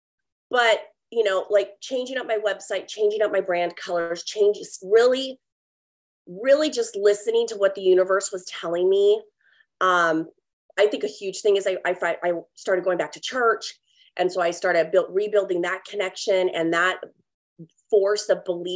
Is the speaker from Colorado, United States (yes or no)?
no; California, United States; moved away as an adult; also born or lived in Oregon; now in Texas, United States; I was born and raised in California, lived there for 38 years